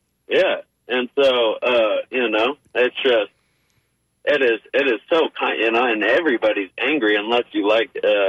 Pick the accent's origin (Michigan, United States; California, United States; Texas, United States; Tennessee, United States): California, United States; Oakland; now in Florida, United States; I'm from Oakland, California, where there's a lot more culture